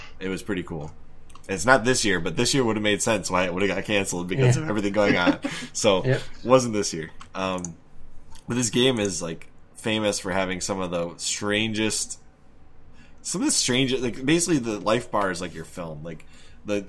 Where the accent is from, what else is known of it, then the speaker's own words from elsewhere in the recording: Michigan, United States; I'm from Michigan